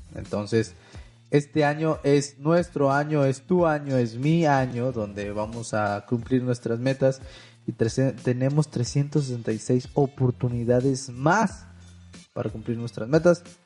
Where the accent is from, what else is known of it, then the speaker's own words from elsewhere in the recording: Mexico; Yo soy de México